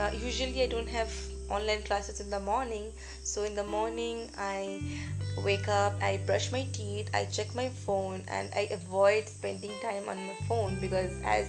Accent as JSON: {"language": "English", "region": "West Bengal", "country": "India", "said": "I'm from West Bengal"}